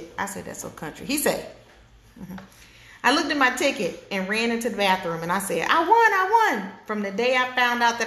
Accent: Georgia, United States; now in Florida, United States; I'm from Georgia

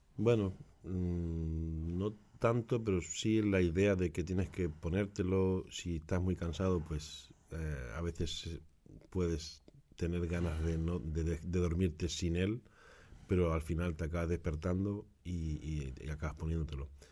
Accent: Granada, Andalusia, Spain; also born or lived in Barcelona; now in Utrecht, Netherlands; nací en Barcelona, pero me crié en Granada.

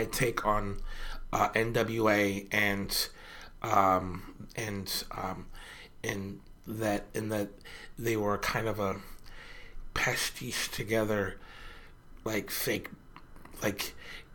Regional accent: Tacoma, Washington, United States; growing up in Tacoma

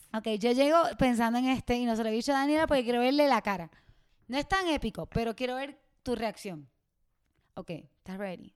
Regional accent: Puerto Rico; moved away as an adult; yo me siento como mala puertorriqueña

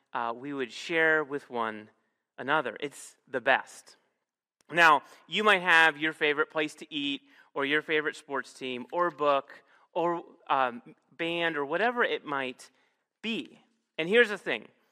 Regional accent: Northeast Ohio, United States; moved away; I'm from Northeast Ohio

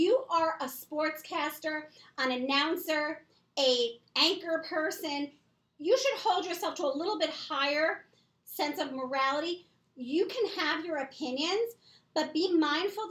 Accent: Long Beach, United States; We grew up in Long Beach together

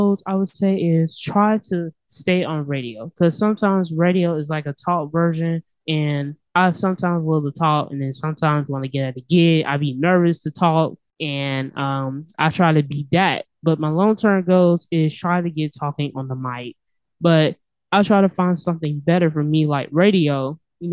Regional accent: Montgomery, Alabama, United States; I was born and raised in Montgomery

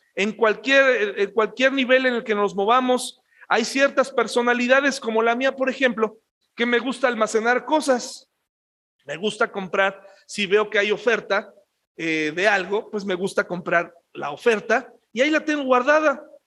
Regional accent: Mexico; somos mexicanos, a mucha honra, gloriosos de ser mexicanos.

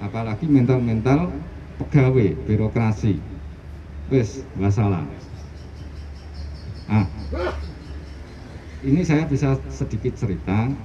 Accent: Madiun, East Java, Indonesia; Saya dari Kabupaten Madiun.

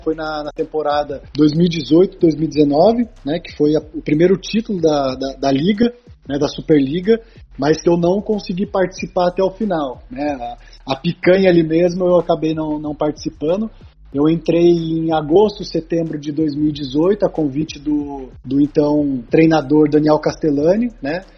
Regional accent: Taubaté, São Paulo, Brazil; sou de Taubaté

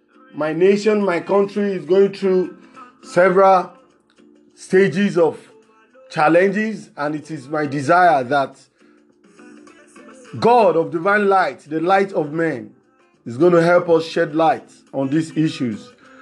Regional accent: Lagos, Nigeria; from Lagos, Nigeria.

